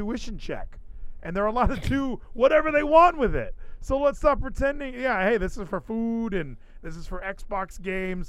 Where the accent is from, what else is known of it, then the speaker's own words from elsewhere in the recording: Southern California, United States; now in Texas, United States; growing up in Southern California